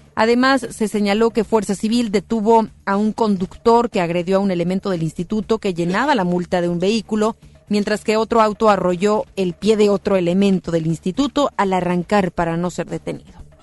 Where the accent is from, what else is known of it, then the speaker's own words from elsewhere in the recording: Mexico; como mexicanos